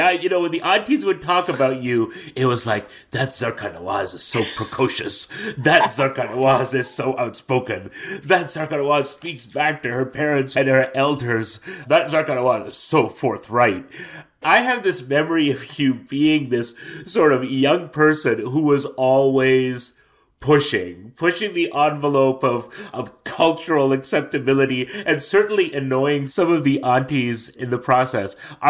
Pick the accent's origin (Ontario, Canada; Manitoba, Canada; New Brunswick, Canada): Ontario, Canada; Toronto; We grew up in the same Muslim community in Toronto together.